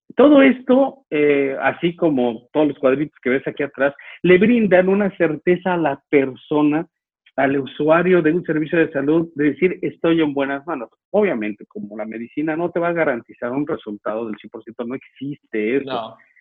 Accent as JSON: {"language": "Spanish", "country": "Mexico", "lives_now": "Chihuahua, Mexico", "said": "como muchos mexicanos"}